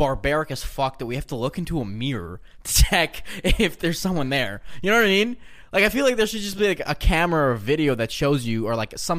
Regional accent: Belarus; born there; My mom told me that where I was born in Belarus

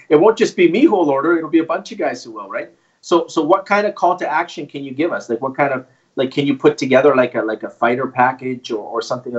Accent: Canada; Canadian. Yes, sir. Yeah, I'm actually from Canada, right?

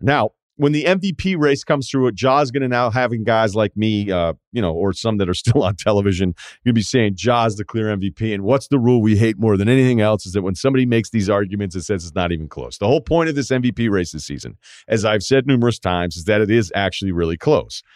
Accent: New England, United States; also born or lived in Boston; I'm from New England and, and lived in Boston for a while

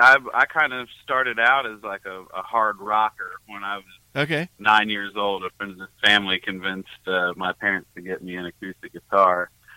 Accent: Tennessee, United States; born there; I was born in Tennessee

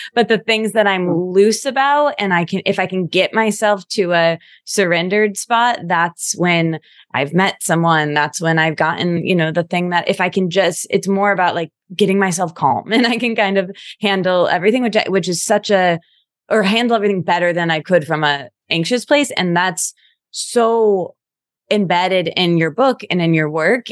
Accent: Midwest, United States; I'm from the Midwest

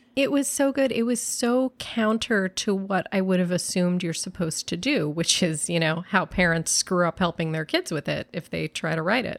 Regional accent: New York, United States; I'm a New Yorker

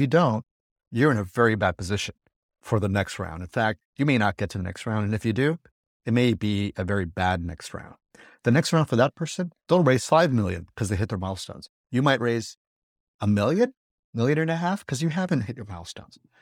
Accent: California, United States; California, this, my home state

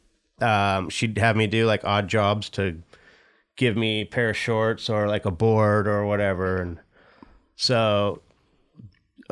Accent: Costa Mesa, California, United States; also born or lived in Santa Ana, California; I grew up in Costa Mesa, California

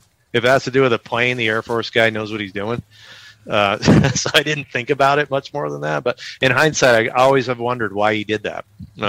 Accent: Halabja, Kurdistan Region, Iraq; And we're from Halabja.

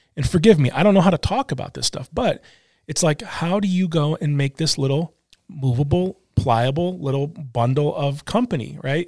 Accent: Michigan, United States; now in Portland, United States; I'm a kid from Michigan

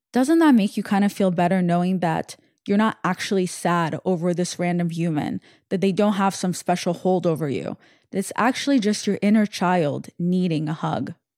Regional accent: Russia; when I was born in Russia, my father was in the Navy, in the Russian Navy

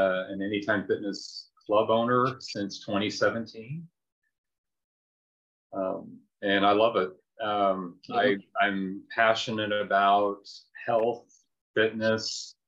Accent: Indiana, United States; moved away as an adult; also born or lived in North Carolina; I'm originally from Indiana

